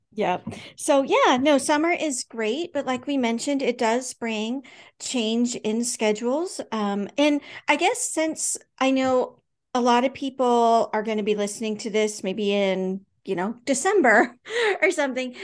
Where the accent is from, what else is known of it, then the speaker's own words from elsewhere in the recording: California, United States; also born or lived in Anchorage, Alaska; now in Alaska, United States; I grew up in California with lots of cousins